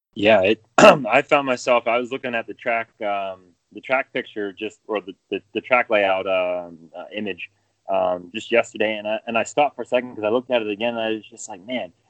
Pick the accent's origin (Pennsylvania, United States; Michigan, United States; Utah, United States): Pennsylvania, United States; central; now in Greensboro area, United States; I was about 3 hours from there uh, towards the center part of the state